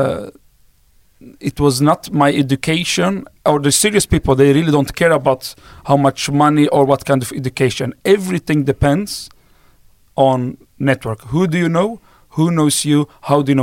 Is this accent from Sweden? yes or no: yes; Sweden; English is a second language; I was born and raised up in Sweden